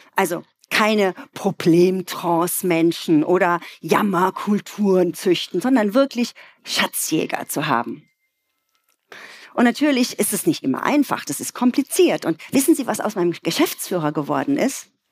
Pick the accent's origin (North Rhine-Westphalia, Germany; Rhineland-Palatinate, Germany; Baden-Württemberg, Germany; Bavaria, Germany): Rhineland-Palatinate, Germany; Ludwigshafen; Ich komme aus einer Arbeiterfamilie aus Ludwigshafen